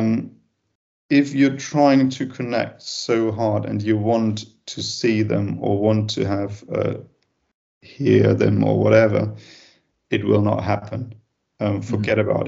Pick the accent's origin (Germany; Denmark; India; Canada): Germany; I'm from Germany.